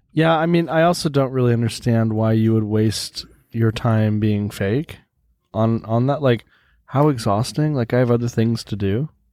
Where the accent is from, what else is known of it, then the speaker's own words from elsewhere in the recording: United States; now in Sweden; I'm an American living in Sweden.